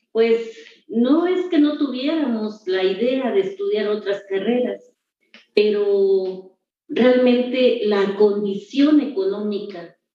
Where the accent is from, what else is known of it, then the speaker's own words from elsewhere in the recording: Juncaná, Chiapas, Mexico; Soy oriunda de Juncaná, del municipio de La Trinitaria, Chiapas. También es un lugar que tiene mucha historia, que tiene mucha cultura. Soy hija de, una mujer campesina.